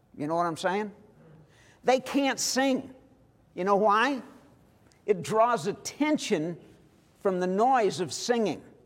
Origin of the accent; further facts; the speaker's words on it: St. Louis, Missouri, United States; I am from Missouri. I was born in St. Louis.